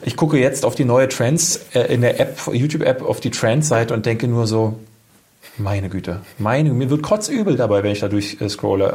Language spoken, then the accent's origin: German; Berlin, Germany; Ich komme ja aus der Ecke